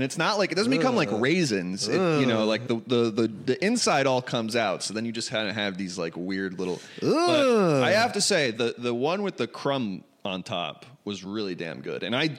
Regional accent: New York City, New York, United States; now in California, United States; I grew up in New York City, and now both of my siblings live way upstate in New York, like 5 hours north.

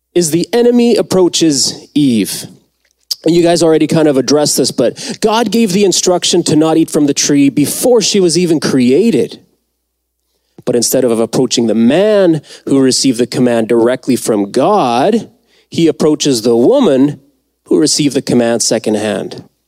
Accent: Mexico; moved away; I was born in Mexico

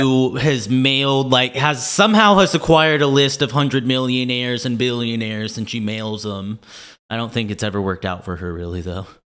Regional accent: Kansas City, United States; also born or lived in Portland, Oregon / Florida; I was born and raised in Kansas City area

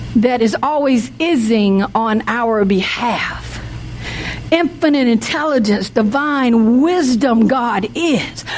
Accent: the South, United States; I'm from the South

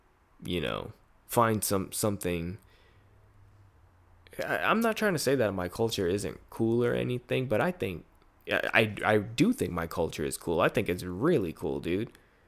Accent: Philippines; moved away; But for me, it's weird as a Filipino person, because I just think, ah, damn, I came from a different part of the world.

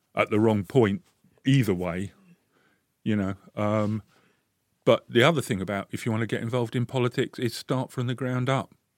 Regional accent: London, United Kingdom; moved away as an adult; now in Bradford, United Kingdom; I came up here from London. I was born and bred in London.

